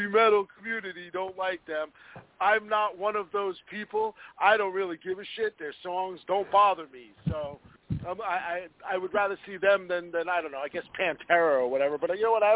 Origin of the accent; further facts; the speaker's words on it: New York, United States; moved away; also born or lived in New Jersey; growing up in New York